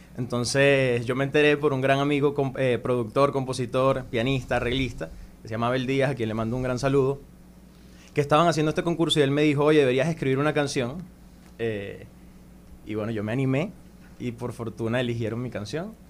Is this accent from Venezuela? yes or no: yes; Venezuela; moved away as an adult; now in Dominican Republic; yo soy un cantautor venezolano, tengo 28 años. Llegué a, República Dominicana hace cuatro años